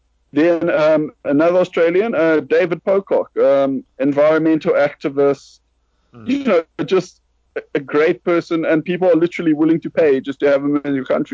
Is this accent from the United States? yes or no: no; South Africa; we are South African, apart from Alex